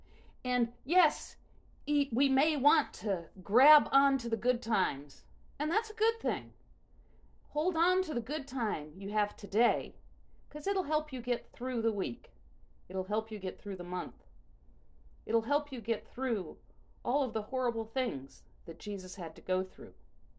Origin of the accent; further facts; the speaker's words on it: New Orleans, Louisiana, United States; I grew up in New Orleans, and Mardi Gras was a really big thing.